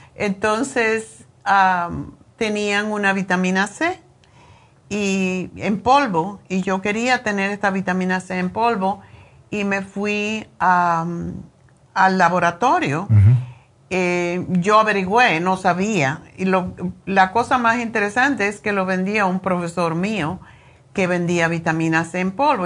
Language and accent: Spanish; Cuba; moved away; cuando era niña eh, en Cuba